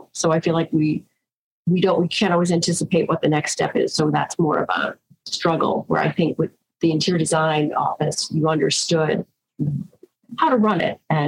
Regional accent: New York, United States; we're from New York

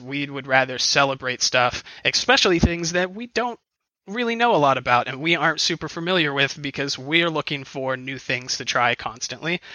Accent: outside Cleveland, Ohio, United States; I'm from outside Cleveland

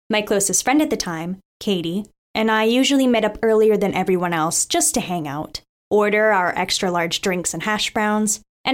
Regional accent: Staten Island, New York, United States; Now for a little background of my hometown. I grew up in the forgotten borough of New York City, Staten Island.

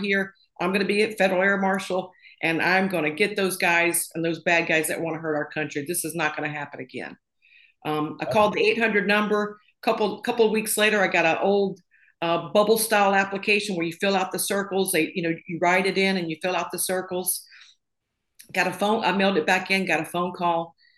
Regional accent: a little town outside of Tupelo, Mississippi, United States; moved away as an adult; also born or lived in Florida; I grew up in a little town outside of uh, Tupelo, Mississippi

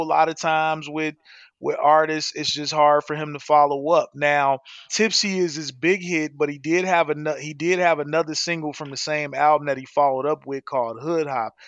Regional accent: Chicago, Illinois, United States; now in Arizona, United States; I live in Arizona, but I grew up in Chicago

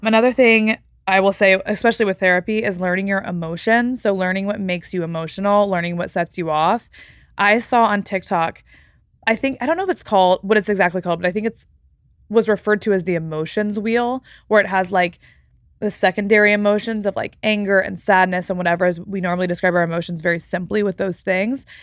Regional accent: Texas, United States; moved away; I'm from Texas, by the way. So, like, growing up in Texas

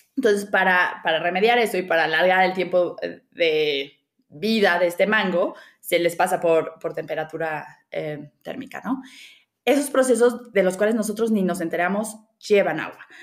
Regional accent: Mexico City, Mexico; Yo eh, nací y crecí en la Ciudad de México

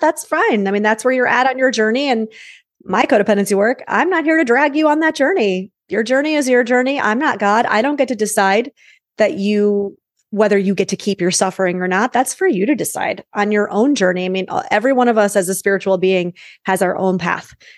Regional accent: New York, United States; I'm a New Yorker

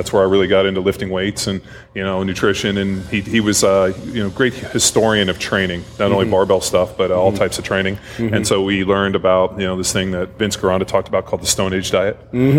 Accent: Southern California, United States; I grew up here in Southern California from a young age.

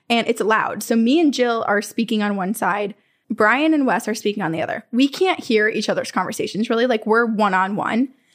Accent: Vermont, United States; this really reminds me of growing up in Vermont. This looks like my childhood in Vermont

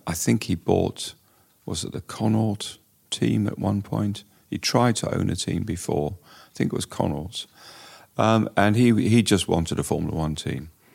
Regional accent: Durban, KwaZulu-Natal, South Africa; moved away as an adult; now in England; I grew up in Durban in a racing family

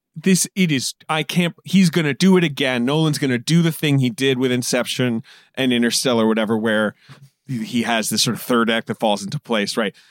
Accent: United Kingdom; moved away as an adult; I grew up in Britain.

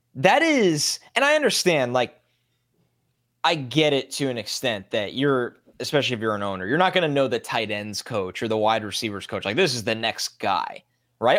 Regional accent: New York, United States; growing up in New York

